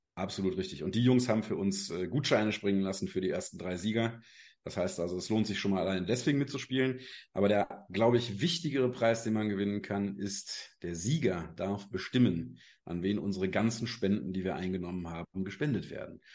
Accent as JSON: {"language": "German", "town": "Cologne", "region": "North Rhine-Westphalia", "country": "Germany", "tie": "born or raised there", "lives_now": "Rureifel, Germany", "said": "komme aus der schönen Ruhreifel, bin zwar gebürtiger Kölner, aber uns hat es mittlerweile aufs Land verschlagen"}